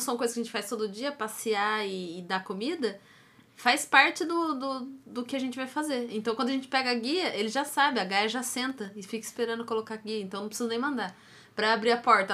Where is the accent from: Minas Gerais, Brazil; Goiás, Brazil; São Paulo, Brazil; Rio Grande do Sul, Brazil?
São Paulo, Brazil; Taubaté; moved away; eu sou de Taubaté e lá tem o Mar Cerqueira, né? E é. desde que eu sou novinha, adolescente, já tinha propaganda do Márcio Cerqueira lá